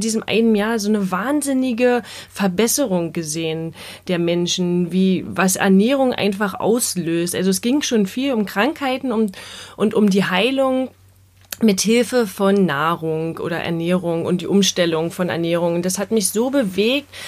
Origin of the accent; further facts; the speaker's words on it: Berlin, Germany; Wir kommen ja aus Berlin